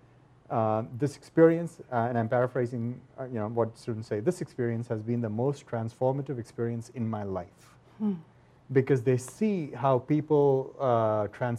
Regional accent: India; now in United States; I grew up in India

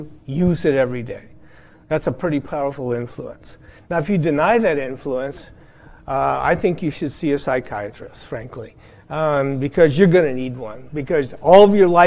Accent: Iowa, United States; I grew up in Iowa

